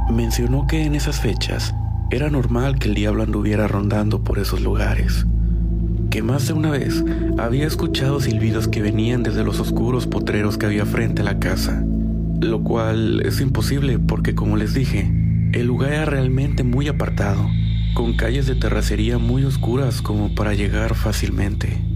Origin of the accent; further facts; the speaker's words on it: Costa Rica; soy de Costa Rica. Mi familia es de un lugar que actualmente está un poco más comercializado, pero antes era un pueblo bastante pequeño, llamado Nicoya.